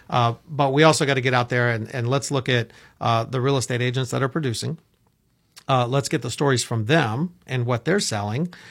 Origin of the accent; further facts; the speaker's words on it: Orlando, Florida, United States; I grew up in Orlando